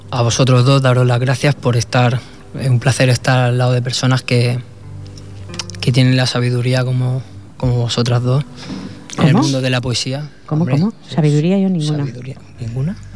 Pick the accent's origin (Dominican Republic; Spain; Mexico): Spain; Sabadell, Catalonia; Yo soy de Sabadell.